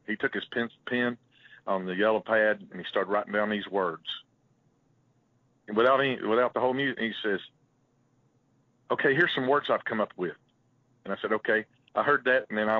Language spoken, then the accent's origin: English; the South, United States; We're from the South.